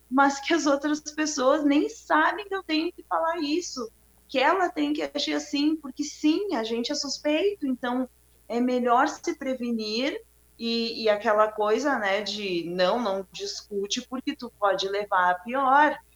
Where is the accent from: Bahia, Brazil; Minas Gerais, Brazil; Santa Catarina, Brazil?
Bahia, Brazil; eu sou baiana, né? eu deixei de ser daqui, porque aqui no sul a gente não tem pretos, né?